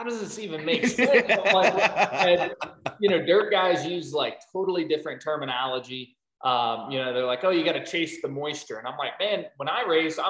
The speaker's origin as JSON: {"language": "English", "town": "St. Louis", "region": "Missouri", "country": "United States", "moved": "as an adult", "lives_now": "North Carolina, United States", "said": "I'm from St. Louis, but I've lived in North Carolina for 12 years now, pretty much my whole adult life"}